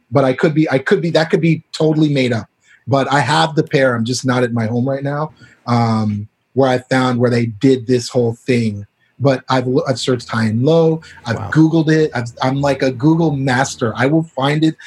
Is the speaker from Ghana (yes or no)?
no; Canada; moved away as an adult; also born or lived in Barbados / Brooklyn, New York; now in Los Angeles, United States; I grew up in Canada